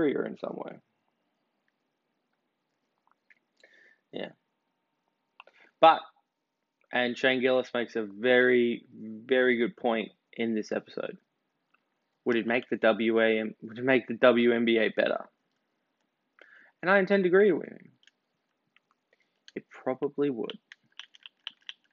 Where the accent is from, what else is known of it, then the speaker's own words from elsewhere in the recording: Australia; as an Australian, as someone whose ancestors were shipped over here because they were convicts